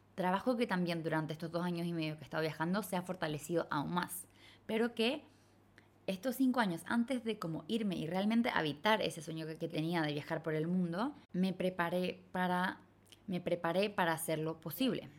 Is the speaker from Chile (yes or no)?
yes; Chile; moved away as an adult; crecí y viví toda mi vida en Latinoamérica, en Chile